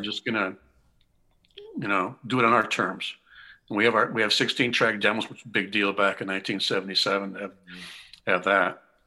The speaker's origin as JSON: {"language": "English", "region": "Connecticut", "country": "United States", "tie": "born or raised there", "also_born_or_lived": "Boston", "said": "I grew up in Connecticut"}